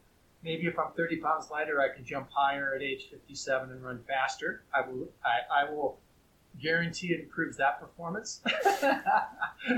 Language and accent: English; near Buffalo, New York, United States; now in Truckee, United States; I grew up near Buffalo